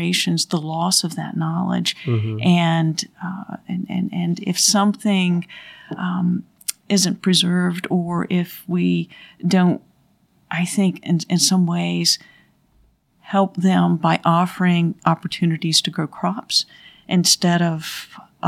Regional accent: Thomasville, North Carolina, United States; I grew up in Thomasville

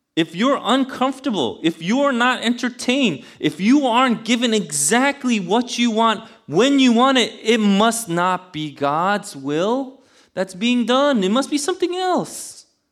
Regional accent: New York City, New York, United States; also born or lived in Buffalo; I'm from Queens

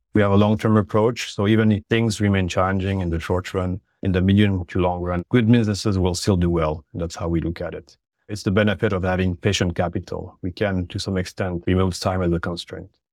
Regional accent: French-speaking Switzerland, Romandy, Switzerland; moved away as an adult; also born or lived in Geneva; now in Canada; I'm originally from Switzerland on the French speaking sides, for the listeners who picked up on my accent.

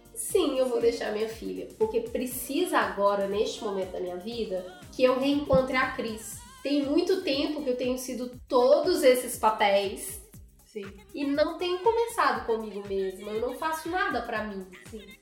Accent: Belo Horizonte, Minas Gerais, Brazil; moved away as an adult; now in São Paulo, Brazil; na minha casinha, na minha terrinha lá em BH

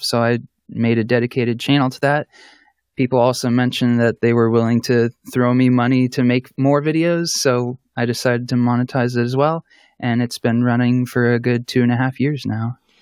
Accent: Columbus, Ohio, United States; I'm from Columbus, Ohio, in the United States

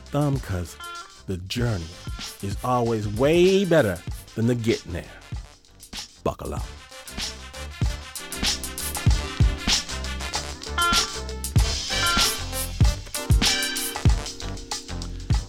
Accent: Midwest, United States; I'm from the Midwest, and in the Midwest, we really just don't know how to get down like

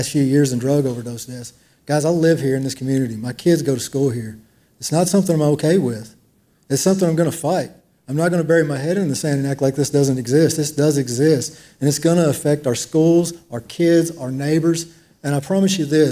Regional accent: Waverly, Tennessee, United States; we grew up in Waverly, Tennessee

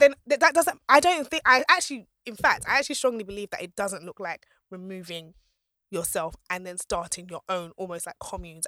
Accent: Nigeria; I'm Nigerian, I'm Yoruba

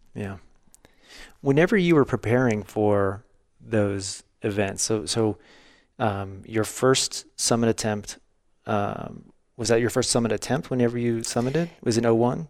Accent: the Ozarks, United States; growing up in the Ozarks

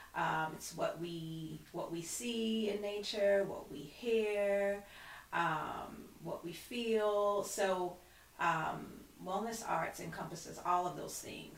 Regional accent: Brooklyn, New York, United States; I'm known as a Guyanese Haitian because I grew up in the Haitian community. I, I live in a Flatbush community

